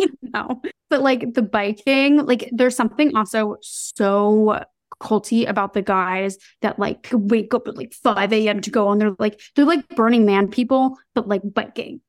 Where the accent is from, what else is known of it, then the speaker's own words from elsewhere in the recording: New York, United States; as a New Yorker